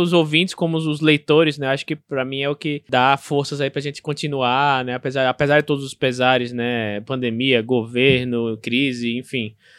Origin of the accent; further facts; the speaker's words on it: Aracaju, Sergipe, Brazil; sobre Aracaju, sobre minha terra